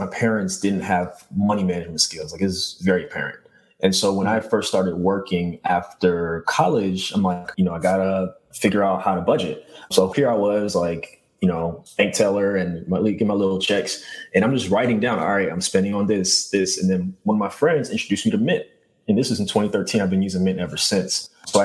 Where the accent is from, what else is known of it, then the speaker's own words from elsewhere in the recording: New York City, New York, United States; born and raised in Brooklyn